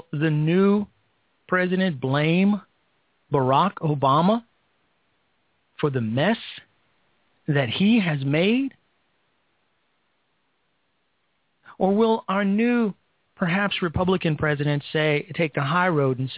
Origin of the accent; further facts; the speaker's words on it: Chicago, Illinois, United States; We're both from Chicago. And I grew up on the South Side, so I spent a lot of time there.